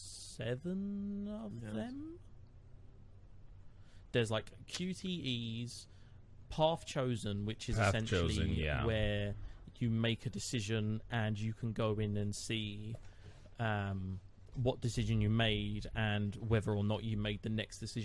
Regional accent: England, United Kingdom; To me, as an English person

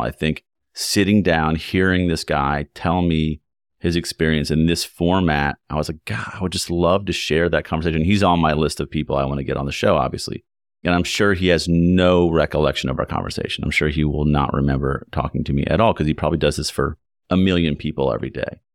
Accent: Lexington, Kentucky, United States; moved away as an adult; also born or lived in Ann Arbor / New York City / Chicago; Having grown up in Kentucky, I grew up in Lexington

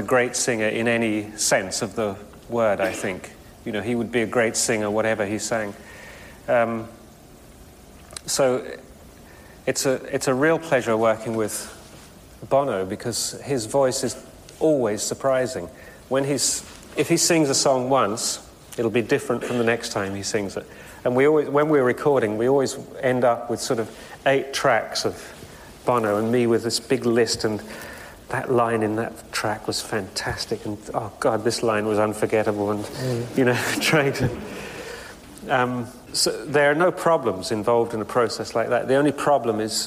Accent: England, United Kingdom; I'm English

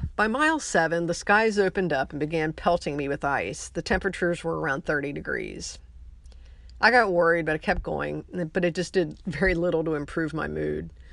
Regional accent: Ohio, United States; now in McAllen, United States; I was born in Ohio

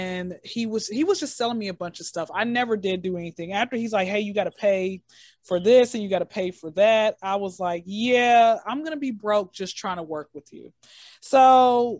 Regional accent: Atlanta, Georgia, United States; I'm in Atlanta, born and raised in Atlanta.

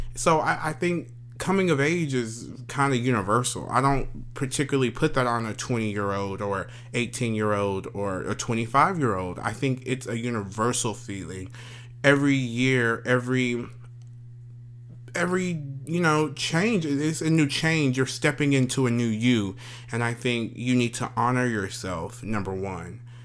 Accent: Paris, Texas, United States; I am a kid from Paris, Texas. Small old country Paris, Texas

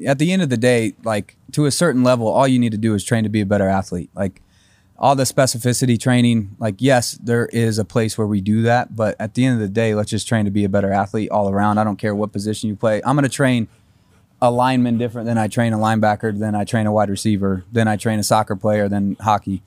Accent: Carmel, Indiana, United States; moved away as an adult; also born or lived in Fishers, Indiana; now in Nashville, United States; Carmel, Indiana

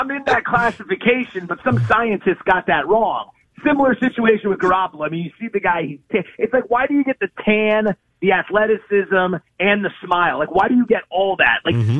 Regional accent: Philadelphia, Pennsylvania, United States; now in San Francisco, United States; And I grew up in the Philadelphia area rooting for the Eagles

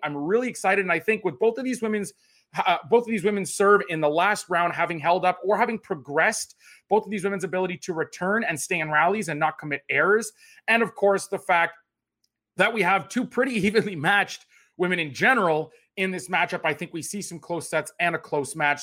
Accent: Canada; also born or lived in Toronto; as a Canadian tennis fan

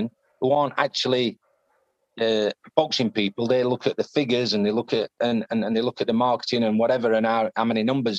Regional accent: Yorkshire and the Humber, United Kingdom; accent: Yorkshire; my Yorkshire accent

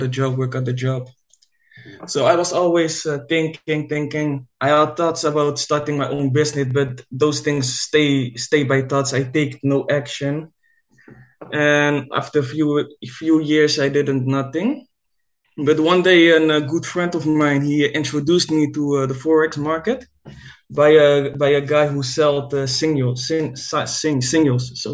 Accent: Netherlands; I'm living in the Netherlands. I'm a trader from Holland.

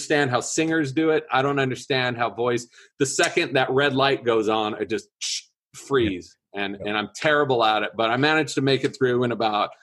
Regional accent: Orange County, California, United States; moved away as an adult; now in San Francisco, United States; I grew up in Orange County, behind the Orange Curtain

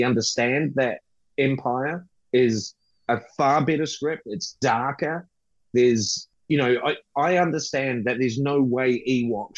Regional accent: New Zealand; I'm as patriotic about Peter Jackson as any New Zealander

